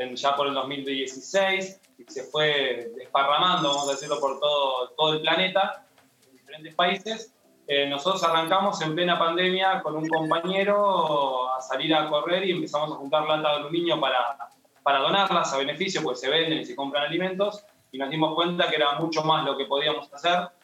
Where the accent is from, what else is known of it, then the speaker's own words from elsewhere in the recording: Bahía Blanca, Buenos Aires Province, Argentina; Yo soy de Bahía Blanca, sur de la provincia de Buenos Aires